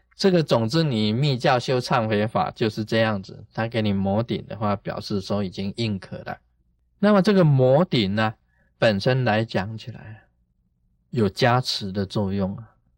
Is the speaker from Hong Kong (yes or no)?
no; Taiwan; 我们台湾话